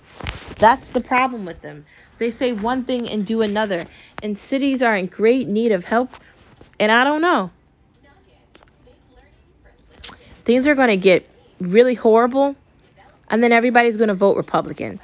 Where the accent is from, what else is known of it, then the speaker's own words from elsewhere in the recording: United States; I love being American. I love my home country